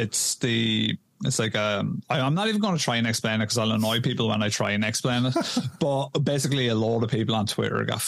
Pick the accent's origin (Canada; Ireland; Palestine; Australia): Ireland; I'm a lad from Ireland.